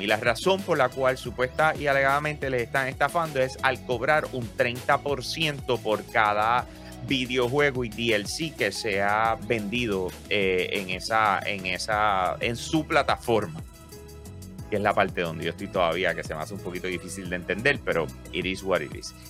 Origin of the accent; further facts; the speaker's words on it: Bayamón, Puerto Rico; los que somos de Bayamón de verdad